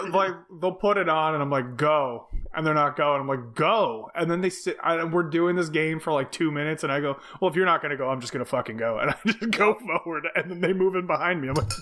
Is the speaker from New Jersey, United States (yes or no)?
yes; New Jersey, United States